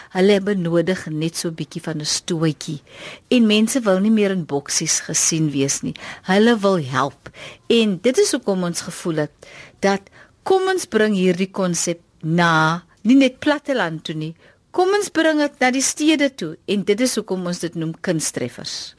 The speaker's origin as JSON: {"language": "Afrikaans", "country": "South Africa"}